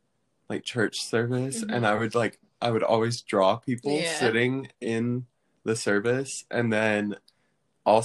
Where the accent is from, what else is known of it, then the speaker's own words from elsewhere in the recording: Maryville, Tennessee, United States; I'm from Maryville, Tennessee, which is right near Knoxville.